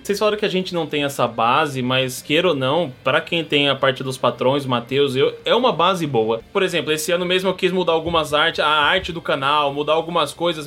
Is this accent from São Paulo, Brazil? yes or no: yes; São Paulo, Brazil; Eu, como paulista